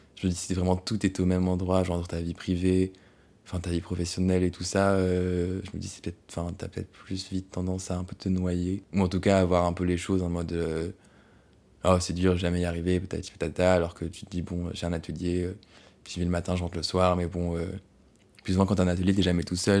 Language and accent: French; France; française parce qu'on est français